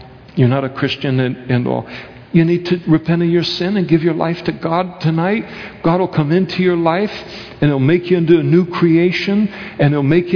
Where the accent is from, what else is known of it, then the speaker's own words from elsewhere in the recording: Napa, California, United States; where I was raised in Napa, California